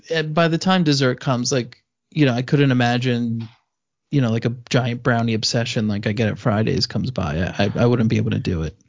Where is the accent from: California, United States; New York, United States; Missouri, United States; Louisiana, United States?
New York, United States; I'm Italian from New York